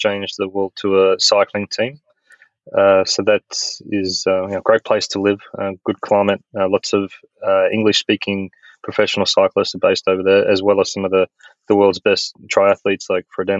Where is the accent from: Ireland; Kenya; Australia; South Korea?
Australia; moved away as an adult; also born or lived in Europe / United States; I'm an Australian